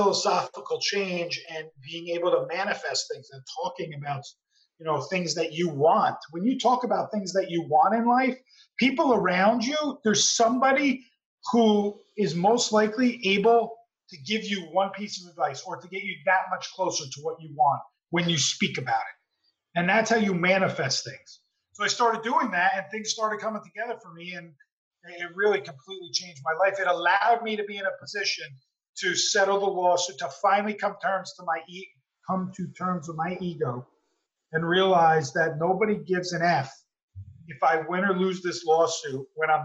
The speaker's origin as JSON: {"language": "English", "region": "New Jersey", "country": "United States", "tie": "born or raised there", "said": "I grew up in Jersey"}